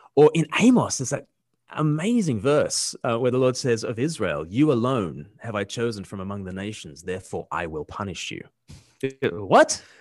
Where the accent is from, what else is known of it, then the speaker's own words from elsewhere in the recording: Australia; moved away; I'm from Australia